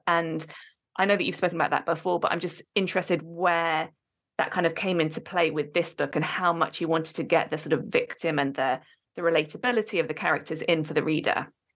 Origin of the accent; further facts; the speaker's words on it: Oxford, South East England, United Kingdom; moved away; I am from Oxford originally